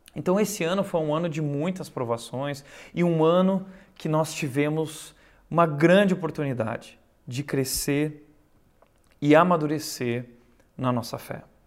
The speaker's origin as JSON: {"language": "Portuguese", "country": "Brazil", "said": "Nós somos brasileiros"}